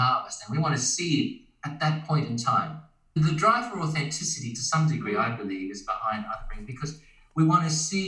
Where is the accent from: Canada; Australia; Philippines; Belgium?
Australia; moved away as an adult; now in Japan; as an Australian, I've been living in Japan for 9 months now.